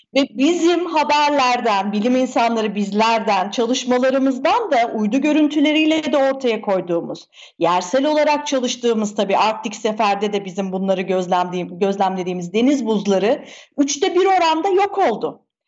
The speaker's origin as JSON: {"language": "Turkish", "country": "Turkey"}